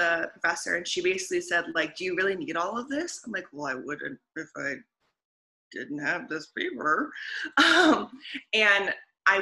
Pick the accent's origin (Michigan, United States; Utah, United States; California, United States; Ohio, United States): Michigan, United States; also born or lived in Leicester; I'm originally from the United States. I grew up in Michigan.